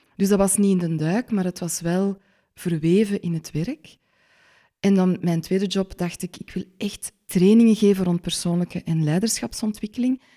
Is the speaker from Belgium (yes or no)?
yes; Schelle, Flanders, Belgium; born or raised there